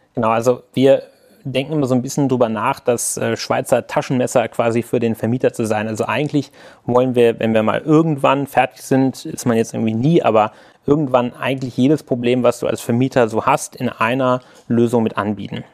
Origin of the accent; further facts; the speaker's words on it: Hanover, Lower Saxony, Germany; ich komme gebürtig aus Hannover